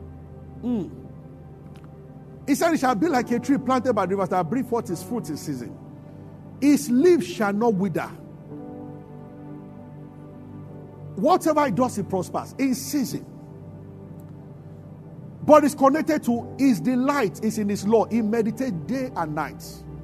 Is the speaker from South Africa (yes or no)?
no; Abeokuta, Ogun State, Nigeria; I grew up in Abeokuta.